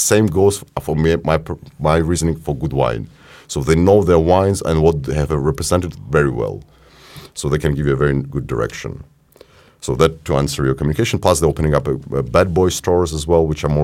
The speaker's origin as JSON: {"language": "English", "country": "Ukraine", "said": "we're from Ukraine"}